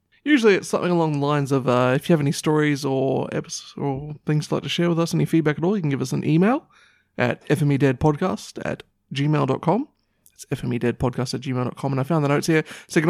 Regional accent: New Zealand; Although it would have been fitting being a Kiwi for me to be a sheep, I suppose.

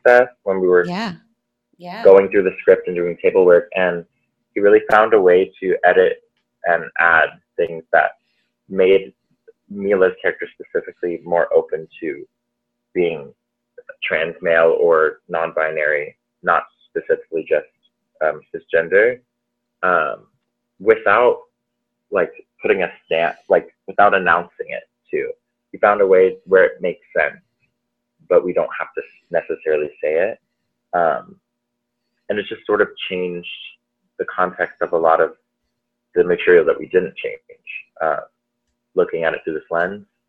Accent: Allen, Texas, United States; moved away as an adult; also born or lived in New York; I'm originally from Dallas, Allen, Texas specifically

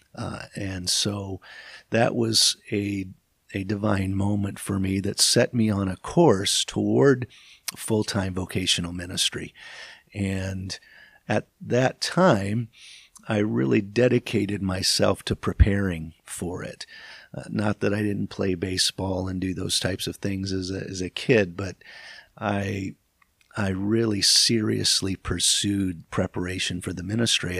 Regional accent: Michigan, United States; growing up in Michigan, we would, we would travel

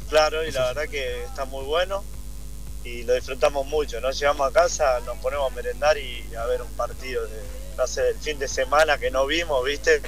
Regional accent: Argentina; moved away as an adult; now in United States; al ser argentino

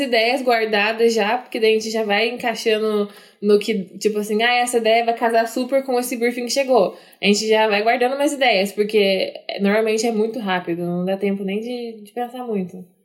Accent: Maringá, Paraná, Brazil; now in Curitiba, Brazil; a gente vem de Maringá, que é cidade bem cheia de japonês

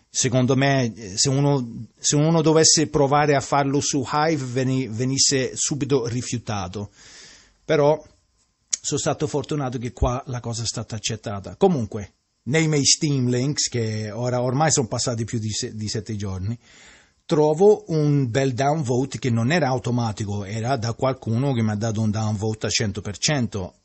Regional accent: Sicily, Italy; Io che sono siciliano

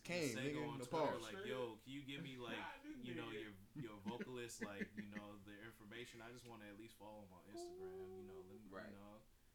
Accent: Jamaica; But they don't know I'm Jamaican just off rip.

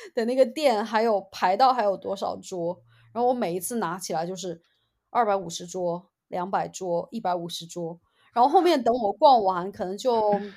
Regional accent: Sichuan, China; moved away as an adult; 作为四川人

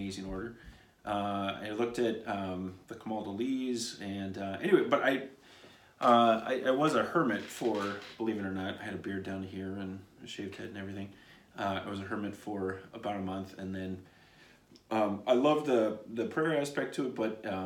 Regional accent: Nebraska, United States; now in Saint Paul, United States; I'm a Cornhusker.

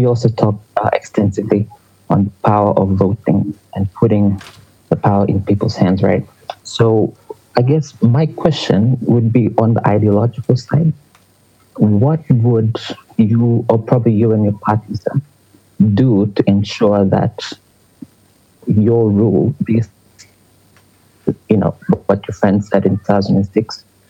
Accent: Rewa, Central Division, Fiji; I'm from Rewa

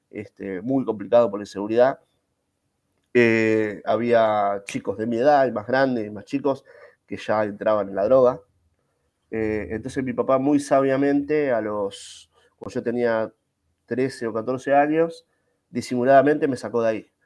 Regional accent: Buenos Aires, Argentina; born there; sí, soy argentino, nací en la capital federal, nací en la capital federal, este, en el año 79

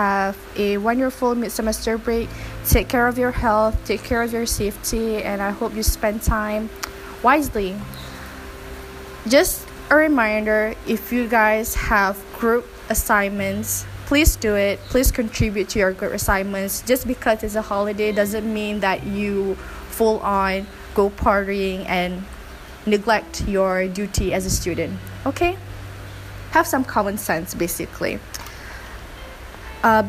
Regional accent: Malacca, Malaysia; moved away; I reached Malacca, which is my hometown

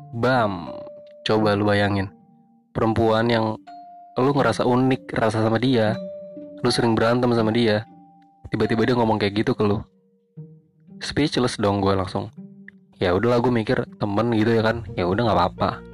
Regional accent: Jakarta, Indonesia; Gua orang Jakarta

